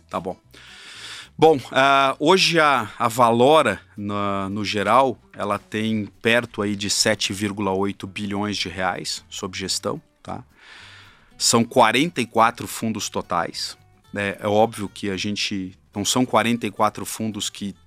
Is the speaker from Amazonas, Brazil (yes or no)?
no; Curitiba, Paraná, Brazil; moved away as an adult; also born or lived in São Paulo; Eu vim é, de Curitiba para São Paulo para fazer faculdade